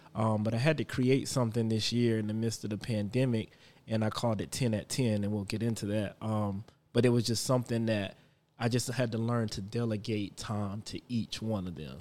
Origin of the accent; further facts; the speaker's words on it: Florence, South Carolina, United States; also born or lived in Charlotte, North Carolina; now in Indian Land, United States; I'm from Florence, South Carolina, but I currently just moved to Indian land after living in Charlotte.